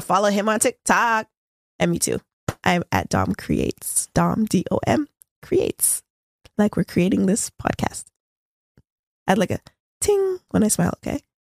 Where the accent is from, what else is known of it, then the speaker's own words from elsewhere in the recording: Toronto, Ontario, Canada; We're both from Scarborough.